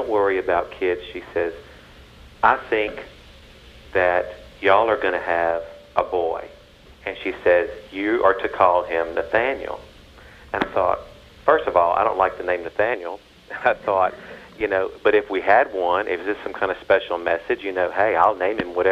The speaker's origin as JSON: {"language": "English", "region": "Louisiana", "country": "United States"}